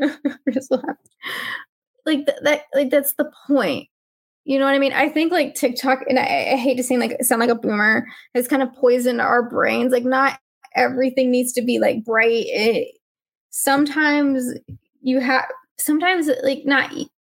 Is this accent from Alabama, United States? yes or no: yes; Alabama, United States; I got educated in the state of Alabama